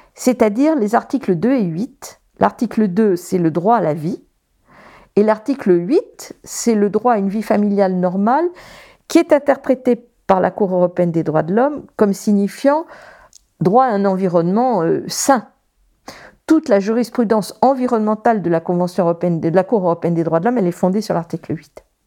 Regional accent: Paris, Île-de-France, France; je grandis à Paris

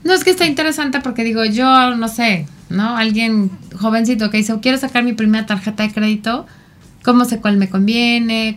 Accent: Mexico; culturalmente como mexicanos eh, somos muy ayudadores

